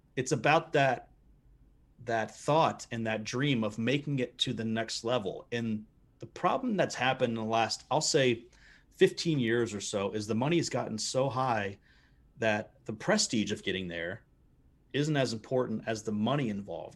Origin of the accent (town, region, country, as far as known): United States